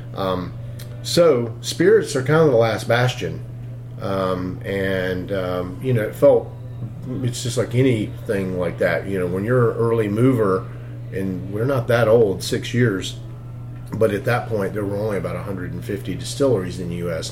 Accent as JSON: {"language": "English", "town": "Greenville", "region": "South Carolina", "country": "United States", "tie": "born or raised there", "said": "I grew up in Greenville, South Carolina, up in the upstate."}